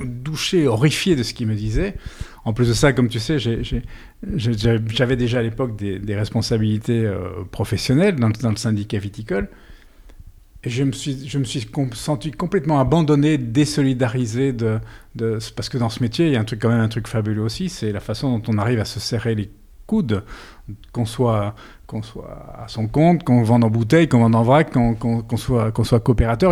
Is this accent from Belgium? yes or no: yes; Brussels, Brussels-Capital Region, Belgium; moved away as an adult; now in Bordeaux, France; je suis belge